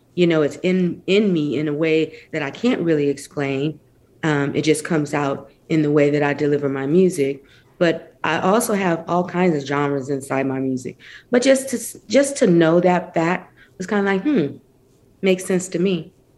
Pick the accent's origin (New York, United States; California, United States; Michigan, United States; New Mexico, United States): Michigan, United States; Flint; I grew up in Flint, Michigan, um, which is in between like Detroit and Saginaw